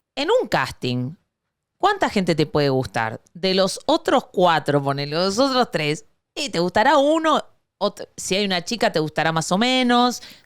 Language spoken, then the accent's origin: Spanish; Argentina; now in Miami, United States; yo soy la argentina más venezolana